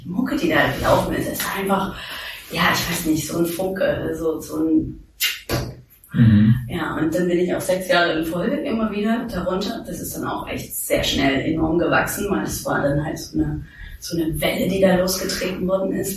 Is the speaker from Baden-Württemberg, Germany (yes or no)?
no; Thuringia, Germany; also born or lived in New York; now in Berlin, Germany; Ich komme aus Thüringen.